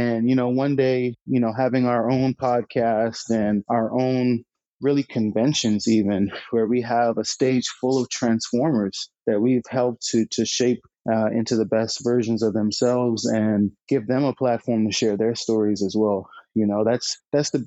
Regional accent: Bahamas; I was born and raised in the Bahamas.

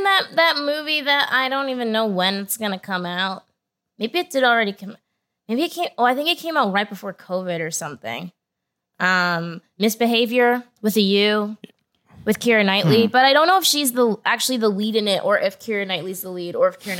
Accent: Nigeria; I'm Nigerian.

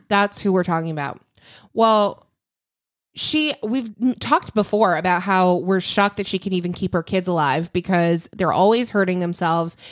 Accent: Lake Michigan, Midwest, United States; moved away; I grew up on Lake Michigan.

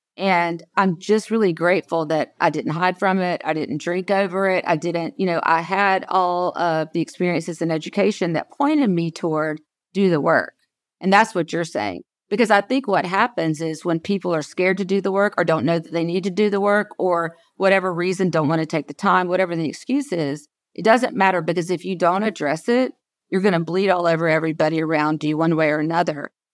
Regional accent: South Georgia, United States; I was born and raised in South Georgia

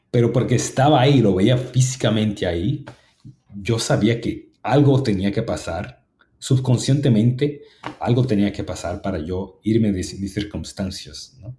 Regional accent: New York, United States; como yo crecí en, el mundo que yo crecí, en Harlem, en el Southern Bronx, ah, con bajos recursos

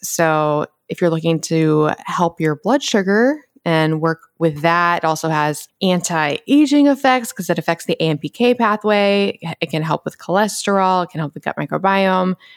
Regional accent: Atlanta, Georgia, United States; moved away; growing up in Atlanta

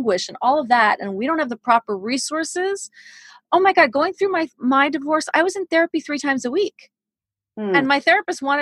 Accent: New York City, New York, United States; when I was 14, I grew up in New York City.

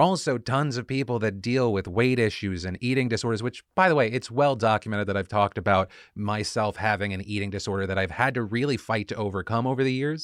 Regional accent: United States; as an American

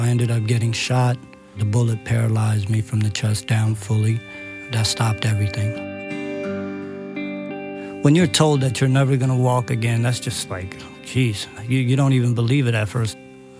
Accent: Manhattan, New York, United States; I'm from Manhattan, and I am a case manager at a place called Project Renewal in Manhattan.

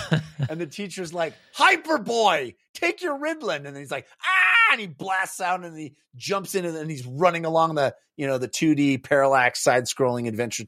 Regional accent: California, United States; Where I grew up, you know, I grew up in the Bay Area.

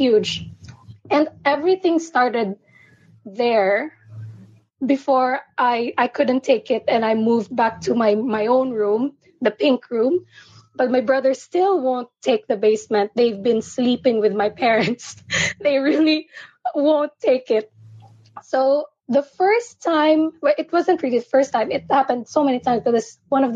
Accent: Philippines; I'm from the Philippines. it's nine in the morning here

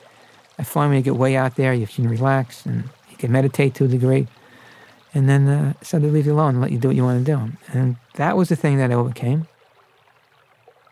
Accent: Brooklyn, New York, United States; I was grew up as an Irish Catholic in Brooklyn

